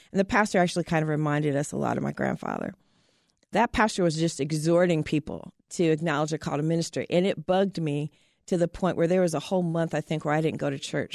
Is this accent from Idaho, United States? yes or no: no; Terre Haute, Indiana, United States; I grew up in Southern Indiana, a little town, Terre Haute, Indiana.